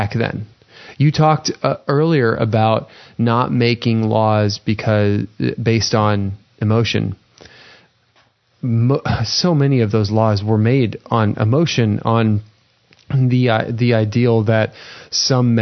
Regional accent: United States; as an American citizen

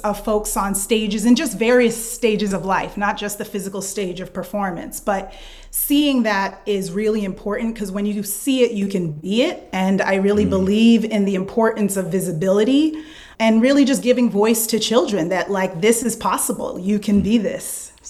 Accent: New Hampshire, United States; I was raised in New Hampshire

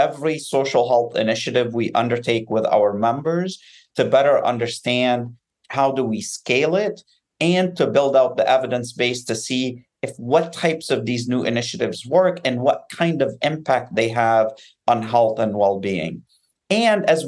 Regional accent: Beirut, Beirut Governorate, Lebanon; now in United States; I grew up in Beirut in the midst of a civil war

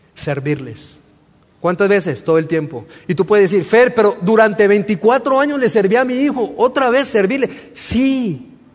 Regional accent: Colombia; moved away as an adult; also born or lived in Torreón, Mexico; yo soy mexicano, pero me crié en Colombia, en Sudamérica. Viví 16 años en Colombia

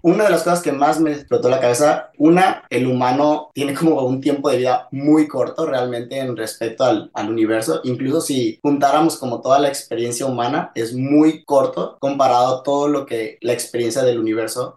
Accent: Mazatlán, Sinaloa, Mexico; moved away as an adult; now in La Paz, Mexico; soy originario de la ciudad de Mazatlán, en México, y ahorita estoy, bueno, estoy en La Paz

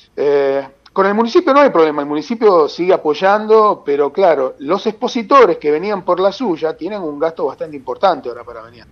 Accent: Santa Teresita, Buenos Aires Province, Argentina; mi pueblo

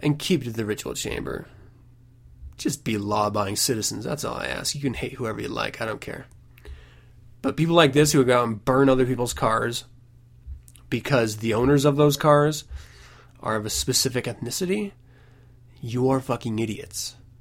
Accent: United States; I am an American after all

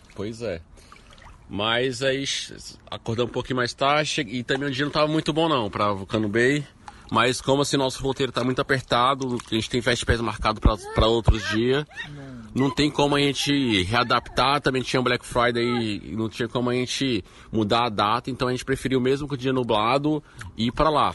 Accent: Brazil

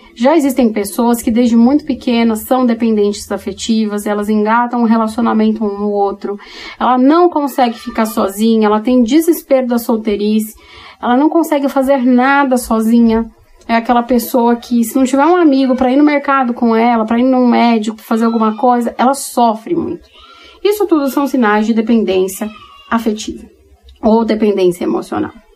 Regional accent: São Paulo, Brazil; moved away; Eu sou paulistana, nascida e criada na capital, hoje que moro em outro lugar do Brasil

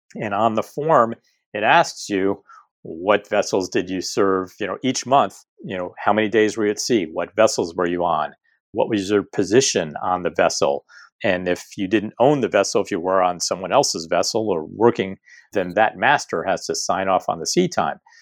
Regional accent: East Coast, United States; now in San Diego, United States; I grew up on the East Coast and grew up around boats

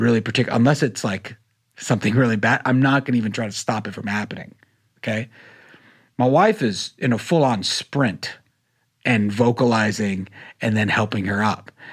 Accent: North Carolina, United States; I grew up in North Carolina

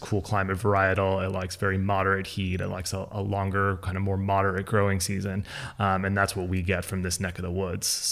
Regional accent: Oakland, California, United States; also born or lived in Seattle / Sebastopol; I was born in the East Bay. I was born in Oakland. We did a 5-year stint as a family in Seattle

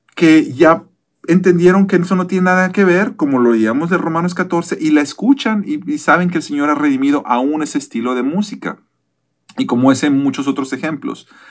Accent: Mexico; yo que soy de México

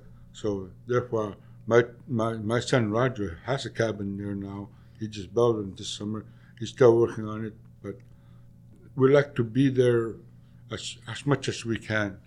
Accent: Middle Lake, near Taloyoak, Nunavut, Canada; My parents and I, like, we grew up on Middle Lake.

